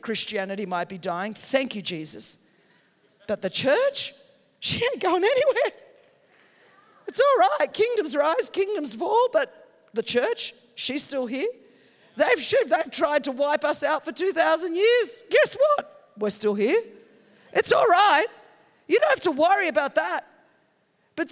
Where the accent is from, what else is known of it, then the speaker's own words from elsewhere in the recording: Australia; moved away as an adult; also born or lived in Europe; now in United States; I grew up in that in Australia.